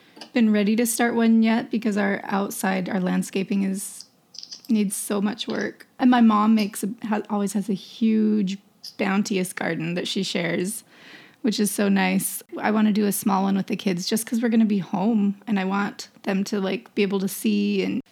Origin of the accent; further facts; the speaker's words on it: Idaho, United States; moved away; I'm from Idaho